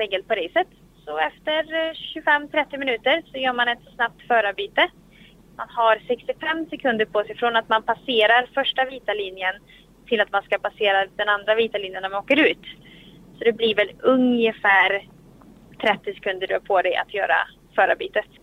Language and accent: Swedish; Sweden; här hemma i Sverige